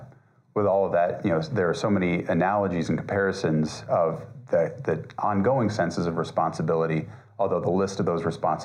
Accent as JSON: {"language": "English", "region": "Colorado", "country": "United States", "tie": "born or raised there", "also_born_or_lived": "Florida", "said": "I am the pastor of Holy Apostles Parish here in Colorado Springs. I grew up here in Colorado, although I was born in Florida."}